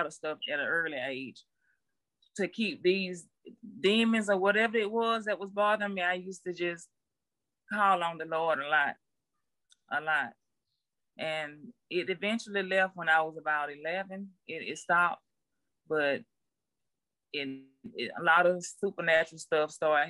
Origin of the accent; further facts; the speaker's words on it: Albany, United States; I'm from Albany